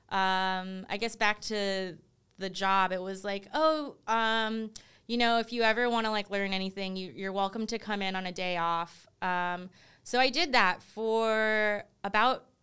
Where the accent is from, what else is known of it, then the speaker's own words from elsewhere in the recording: East Coast, United States; I think you always hear like growing up on the East Coast, they're like, oh, California's like ahead of the, like just in general, like ahead of all the trends.